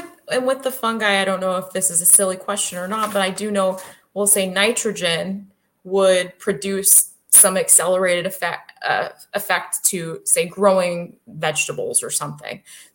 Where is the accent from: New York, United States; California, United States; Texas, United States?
California, United States; Well, I came from California.